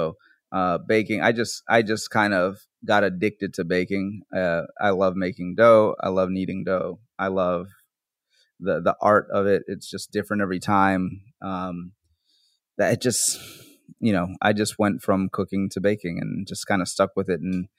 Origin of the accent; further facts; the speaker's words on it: Bronx, New York, United States; born there; Since that's where I was born in the Bronx, and that's where my family, that's where my parents came to this country. They came to the Bronx.